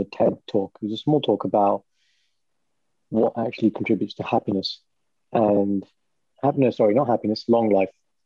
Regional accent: Walsall, Birmingham area, West Midlands, United Kingdom; if they say which part of Birmingham, then I say, oh, have you heard of Warsaw?

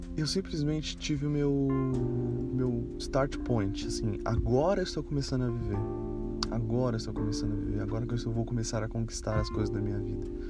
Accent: Brazil; moved away as an adult; me levou a sair do Brasil de maneira definitiva

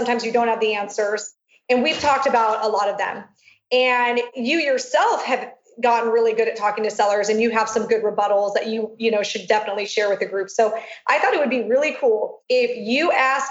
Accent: Long Beach, California, United States; my hometown in Long Beach

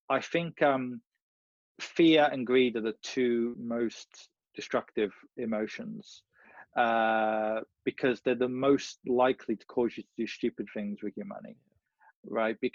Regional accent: India; I'm buying property because everyone else in my country does the same thing, I'm buying gold because I'm Indian.

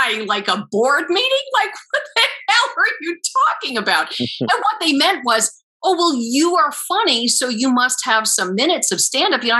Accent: Bronxville, New York, United States; I'm a bit exaggerating my accent because I'm from Bronxville. I'm from Westchester County

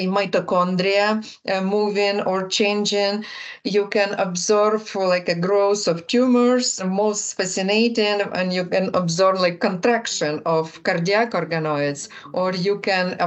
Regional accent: Ukraine; moved away; I am originally from Ukraine

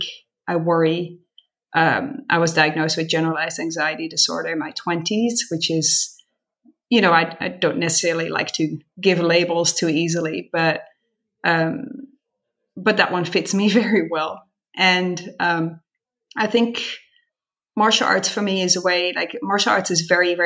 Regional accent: Netherlands; moved away as an adult; also born or lived in San Francisco, United States; now in Montreal, Canada; I was born and raised in Holland.

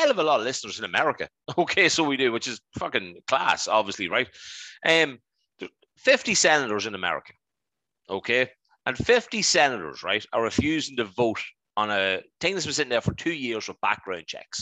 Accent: Dundalk, Leinster, Ireland; we're from Dundalk, obviously we know people

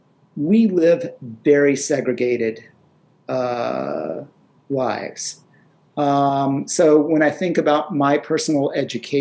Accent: North Carolina, United States; I grew up in North Carolina in the 60s and 70s.

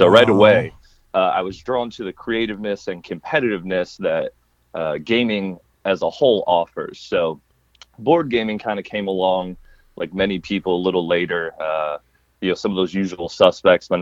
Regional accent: United States; being American

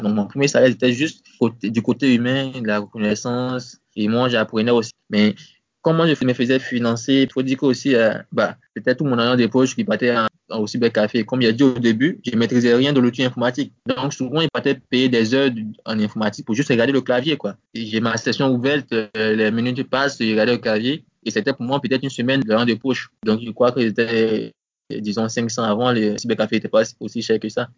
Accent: Côte d’Ivoire; also born or lived in Abidjan; c'était ma ville natale, Sobré

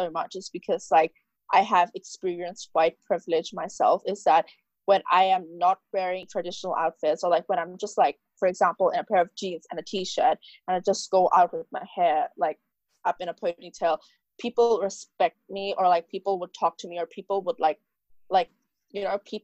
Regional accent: Hong Kong; also born or lived in Dubai, United Arab Emirates; I was born in Hong Kong, but then I left Hong Kong when I was around 45 days old, 40 to 45 days old, because SARS broke out.

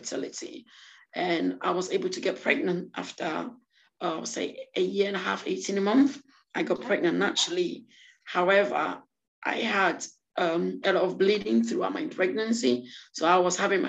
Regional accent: France; also born or lived in Ghana; now in United Kingdom; I was born in Ghana and I grew up in France and I live in the UK now.

